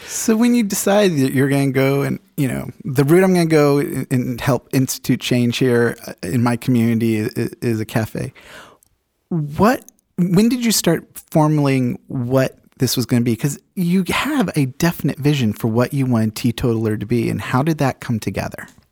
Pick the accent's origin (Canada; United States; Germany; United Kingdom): United Kingdom; England; moved away; I grew up in England